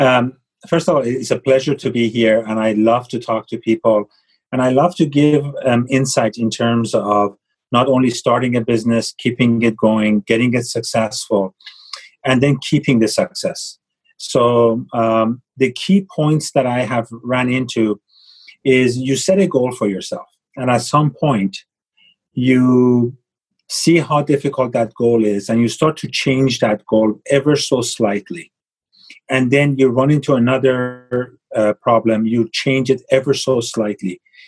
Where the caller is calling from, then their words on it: Los Angeles, California, United States; I am calling from Los Angeles, and my office is in Beverly Hills, but just a couple of blocks away.